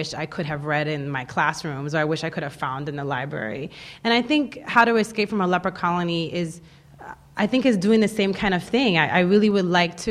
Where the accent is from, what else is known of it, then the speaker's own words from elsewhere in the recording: U.S. Virgin Islands; moved away; I grew up in the Virgin Islands, and we are a territory officially of the United States